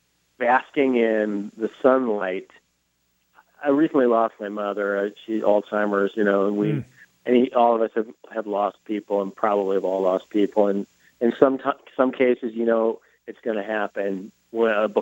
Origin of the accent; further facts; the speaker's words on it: Minneapolis, Minnesota, United States; moved away; I got a job offer in my hometown, Minneapolis